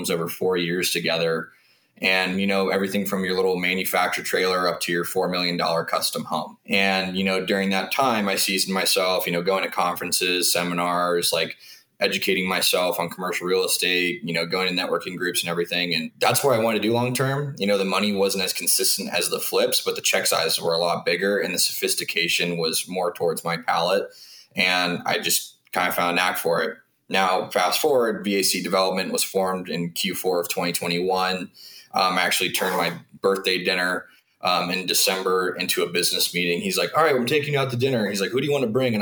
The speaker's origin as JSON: {"language": "English", "region": "Southern California", "country": "United States", "tie": "born or raised there", "also_born_or_lived": "Washington State", "moved": "as an adult", "said": "I grew up in SoCal"}